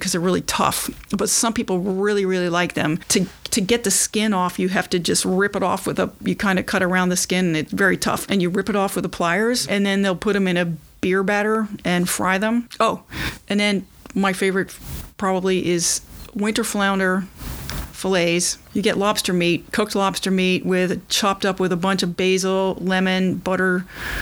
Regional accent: Kentucky, United States; also born or lived in Rhode Island; now in Watertown, United States; I was born in Rhode Island, but I grew up in Kentucky

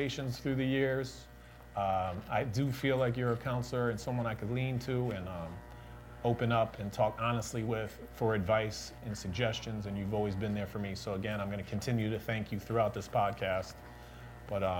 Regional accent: Waterbury, Connecticut, United States; the wonderful city of Waterbury, my hometown, born and raised.

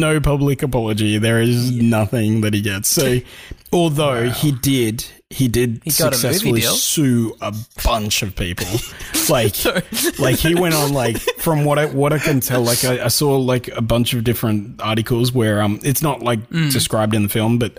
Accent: Australia; we're Australian

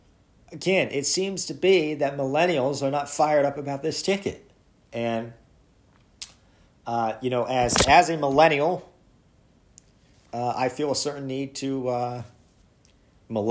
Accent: Pennsylvania, United States; my home state of Pennsylvania

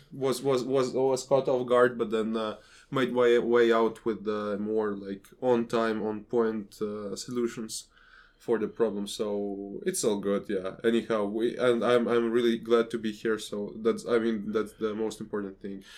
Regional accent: Riga, Latvia; my hometown of Riga

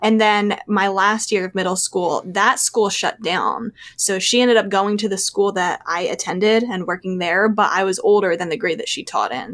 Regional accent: outside of Philadelphia, Pennsylvania, United States; I still live in the same hometown that I grew up in, um, outside of Philadelphia, about thirty minutes out of the city.

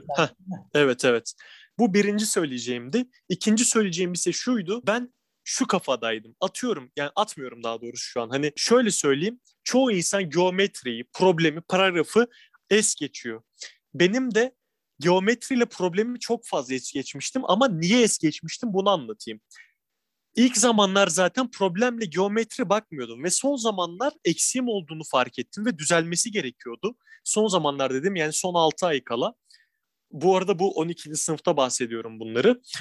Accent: İzmir, Turkey; moved away as an adult; now in Istanbul, Turkey; Tabii, İzmirliyim ben. Şu an Edremit'te ailem yaşıyor.

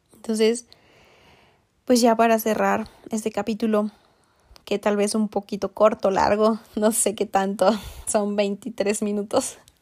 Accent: Mexico; moved away as an adult; hasta que salí de México

